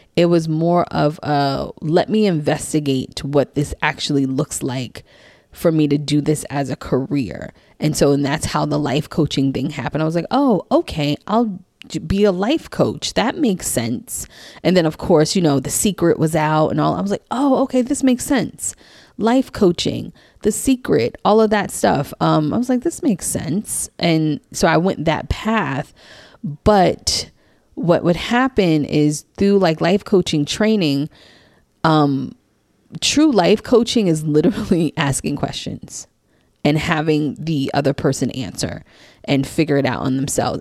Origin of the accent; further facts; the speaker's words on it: New York City, New York, United States; also born or lived in New Jersey / DC, Maryland area; now in Maryland, United States; I grew up in Queens, New York. Queens represent, um, born and raised in Queens